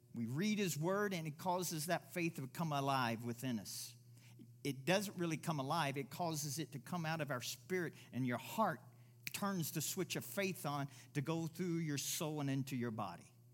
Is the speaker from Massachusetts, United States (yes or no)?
no; Kentucky, United States; now in Pueblo, United States; I'm from Kentucky